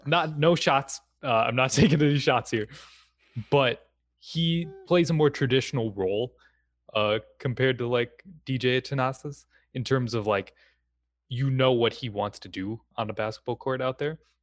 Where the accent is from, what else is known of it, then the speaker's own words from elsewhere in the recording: Wisconsin, United States; I'm born and raised in Wisconsin